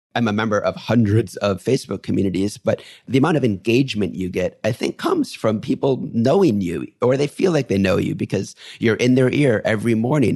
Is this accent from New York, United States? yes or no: yes; New York, United States; I'm a New Yorker